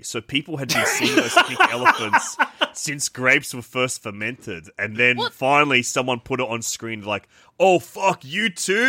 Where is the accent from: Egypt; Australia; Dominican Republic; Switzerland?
Australia; Sydney, New South Wales; around the same parts of Sydney I grew up